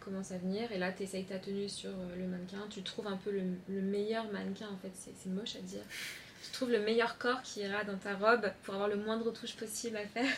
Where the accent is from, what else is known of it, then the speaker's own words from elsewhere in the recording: Chaponost, near Lyon, Auvergne-Rhône-Alpes, France; moved away; also born or lived in Paris; je viens de Chaponais, côté de Lyon, entre deux champs et trois vaches